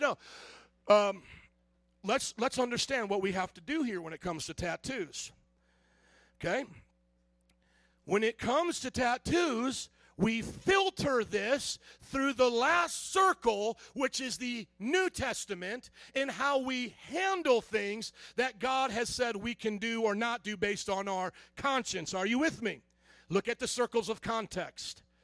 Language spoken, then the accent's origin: English; the South, United States; growing up in the South